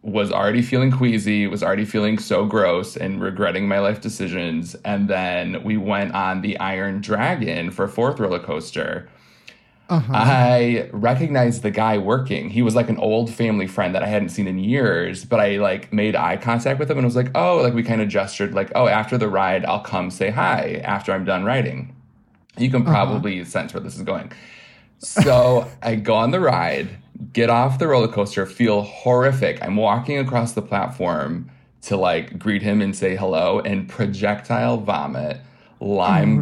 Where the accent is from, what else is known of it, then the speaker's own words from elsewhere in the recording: Michigan, United States; moved away; I'm from Michigan originally